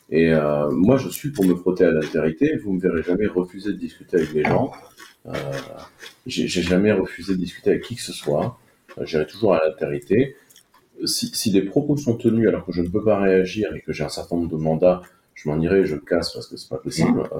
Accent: France; en tant que Français, euh, vous n'êtes pas d'accord avec l'entreprise qui vous emploie

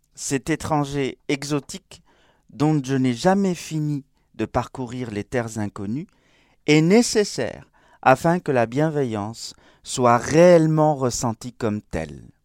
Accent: Spain; moved away; comme on dit chez moi en Espagne. Oui, j'ai pas dit je suis espagnol

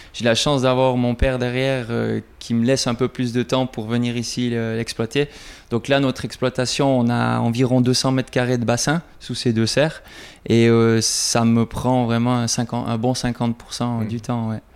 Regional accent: Switzerland; Chez nous, en Suisse

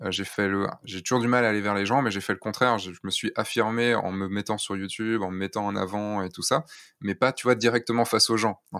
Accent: Rostrenen, Brittany, France; also born or lived in near Lorient / Rennes; Non, je suis pas de Rennes. Moi, je viens du centre-centre Bretagne, de Rostrenin

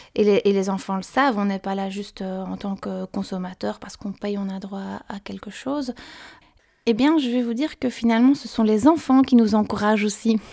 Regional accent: Belgium; je viens de Belgique

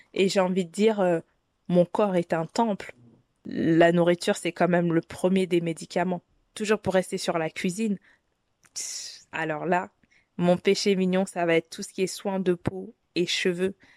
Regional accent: Paris, Île-de-France, France; je suis une petite parisienne

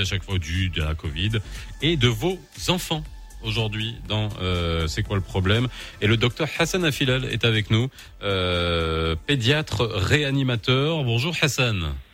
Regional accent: Morocco; on connaît notre Maroc, on le connaît par cœur, on y a grandi.

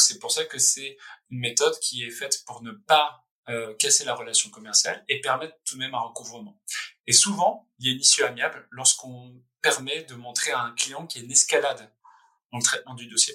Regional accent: France; also born or lived in Paris / San Francisco; c'est notre pays, enfin je suis français

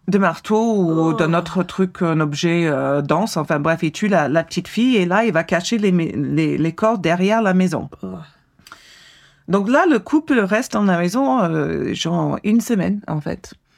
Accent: United States; moved away; je suis américaine

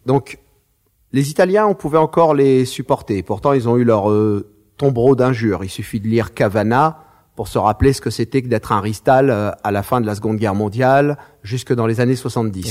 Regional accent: Marseille, Provence-Alpes-Côte d'Azur, France; mes parents sont algériens. Je suis né à Marseille

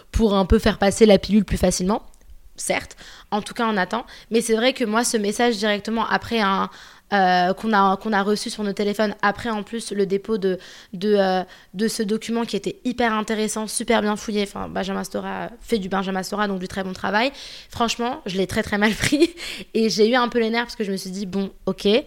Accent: Algeria; c'est moi en tant qu'Algérienne, euh, je l'ai ressenti

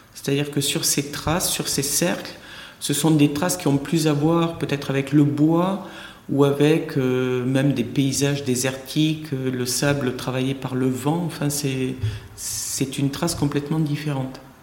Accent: Tarn, Occitania, France; moved away as an adult; also born or lived in Paris / Tahiti; je suis revenu dans le sud-ouest dont je suis originaire, de Tarn, précisément

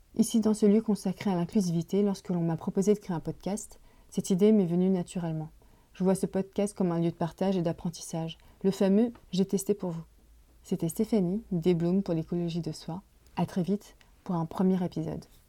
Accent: Paris, Île-de-France, France; Je suis née en France de parents immigrés chinois dans la fin des années 70. J'ai grandi dans le quartier chinois de Paris.

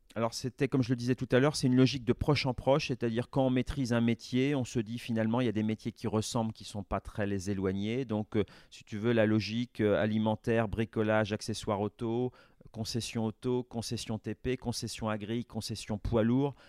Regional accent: La Roche-sur-Yon, Pays de la Loire, France; also born or lived in Rennes; je suis originaire de Vendée, je suis né à La Roche-sur-Yon, comme mon père l'a été

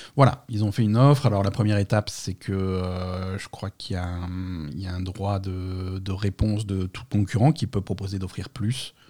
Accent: Marseille, Provence-Alpes-Côte d'Azur, France; on est Marseillais

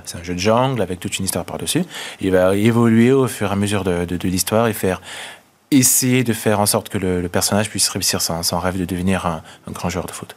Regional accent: Central African Republic; moved away as an adult; now in France; je suis né en, en, en Centrafrique

